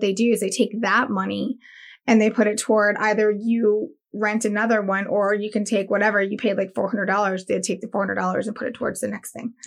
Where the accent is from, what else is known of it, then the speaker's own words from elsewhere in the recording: Daytona Beach, Florida, United States; also born or lived in Miami; I was born in Miami and raised in Daytona.